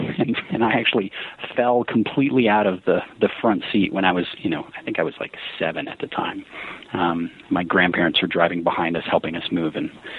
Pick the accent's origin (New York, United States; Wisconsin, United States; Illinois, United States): Wisconsin, United States; New Berlin; also born or lived in Colorado / Grafton, Wisconsin; So I grew up in New Berlin, is how it's said. It's just west of West Allis